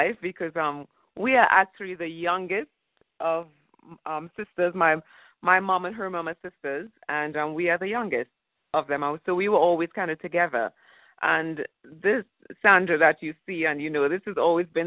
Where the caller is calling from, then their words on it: Florida, United States; I'm calling in from Florida.